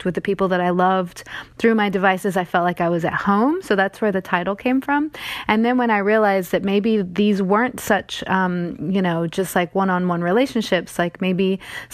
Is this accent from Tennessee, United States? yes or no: yes; East Tennessee, United States; I'm from East Tennessee